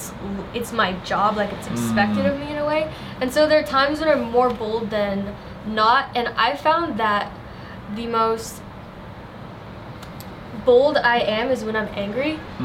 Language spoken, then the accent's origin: English; United States; moved away as an adult; now in Albania; I'm sorry, I'm from America and it's what I do there.